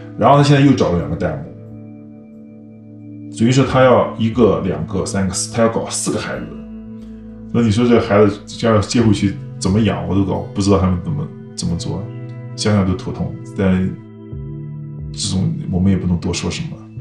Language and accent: Chinese; China; now in California, United States; 我是想维护我们中国人的形象